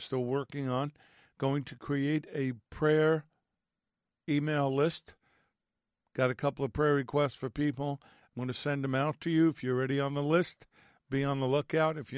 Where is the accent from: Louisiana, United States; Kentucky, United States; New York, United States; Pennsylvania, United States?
New York, United States; Growing up in New York and being Italian